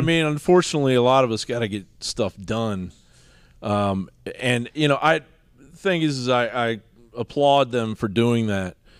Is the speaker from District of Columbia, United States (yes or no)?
yes; Washington, District of Columbia, United States; also born or lived in Eastern Kentucky; now in Austin, United States; I grew up in Washington, D C